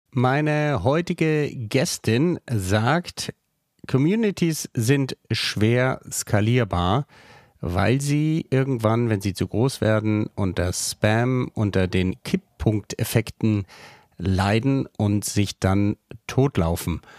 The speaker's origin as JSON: {"language": "German", "town": "Bonn", "region": "North Rhine-Westphalia", "country": "Germany", "tie": "born or raised there", "said": "ich bin dann in Bonn am Rhein aufgewachsen."}